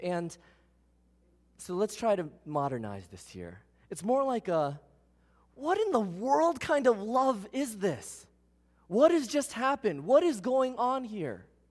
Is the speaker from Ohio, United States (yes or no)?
no; New York City, New York, United States; I was born in Queens